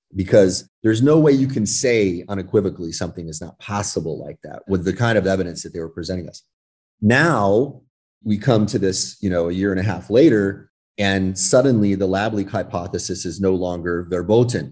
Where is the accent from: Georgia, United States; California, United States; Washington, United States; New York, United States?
California, United States; when I was very young, I was raised in California